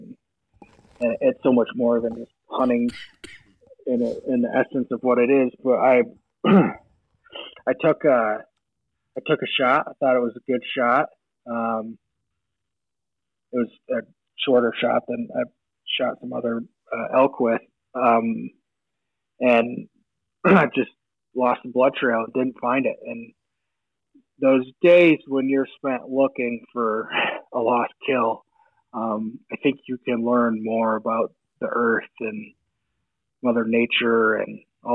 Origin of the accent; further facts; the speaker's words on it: Michigan, United States; I grew up in Michigan